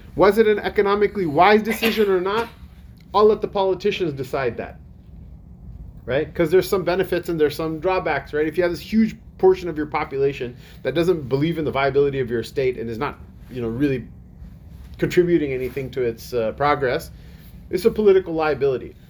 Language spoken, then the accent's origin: English; United States; as an American citizen